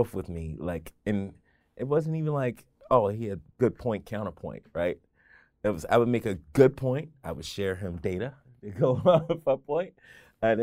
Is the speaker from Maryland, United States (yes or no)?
yes; Baltimore, Maryland, United States; I was born and raised in Baltimore. I never lived outside of 695 my entire life